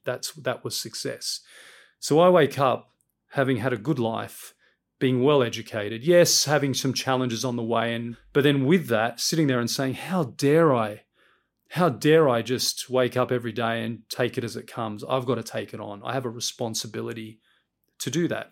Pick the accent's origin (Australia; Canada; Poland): Australia; Sydney, New South Wales; moved away as an adult; now in London, United Kingdom; I grew up in Sydney, in Western Sydney, first generation Australian